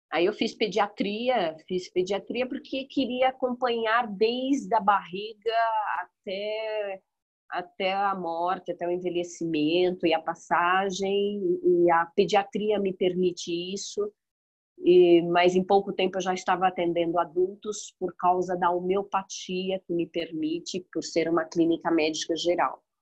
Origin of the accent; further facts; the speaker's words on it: São Paulo, Brazil; de um casal de primos irmãos cearenses que chegaram muito pobres em São Paulo